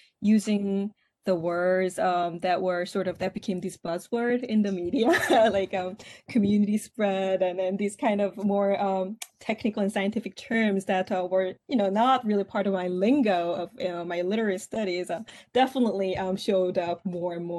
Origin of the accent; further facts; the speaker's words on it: South Korea; English is a second language; moved away as an adult; now in Syracuse, United States; I grew up in Korea.